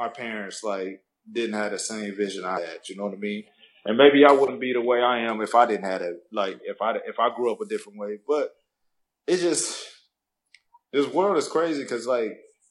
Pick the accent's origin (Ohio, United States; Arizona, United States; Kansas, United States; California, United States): Arizona, United States; I'm from Arizona.